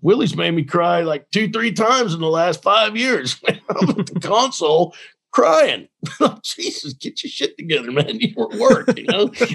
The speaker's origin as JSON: {"language": "English", "town": "Dallas", "region": "Texas", "country": "United States", "tie": "born or raised there", "said": "I grew up in Dallas."}